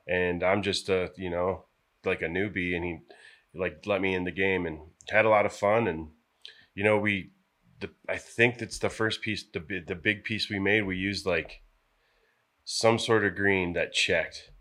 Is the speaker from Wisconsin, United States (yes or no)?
yes; La Crosse, Wisconsin, United States; moved away as an adult; also born or lived in Colorado; from La Crosse, Wisconsin